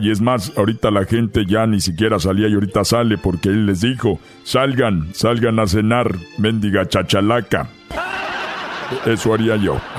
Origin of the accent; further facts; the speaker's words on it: Mexico; A ver, tenemos que dejarlo bien claro de que somos mexicanos y en México podemos usar las mascarillas